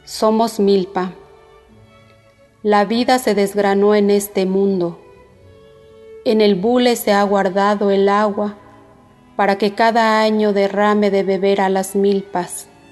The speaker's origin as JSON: {"language": "Spanish", "town": "Zipiajo", "region": "Michoacán", "country": "Mexico", "tie": "born or raised there", "first_language": "Purépecha", "second_language": "Spanish", "said": "originaria de Cipiajo, del municipio de Cueneo, Michoacán. Soy hablante de la lengua purépecha, mi lengua materna"}